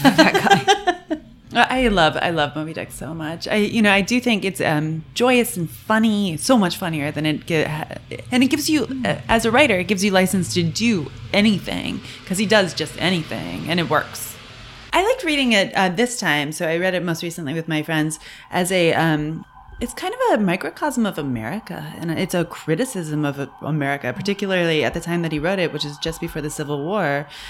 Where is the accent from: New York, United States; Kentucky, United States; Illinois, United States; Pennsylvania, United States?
New York, United States; Cooperstown; I grew up in Cooperstown, New York, which has nothing in it